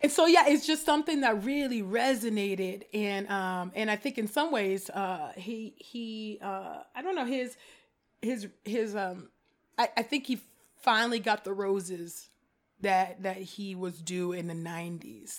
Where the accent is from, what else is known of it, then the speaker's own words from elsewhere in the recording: California, United States; growing up in California and but predominantly white spaces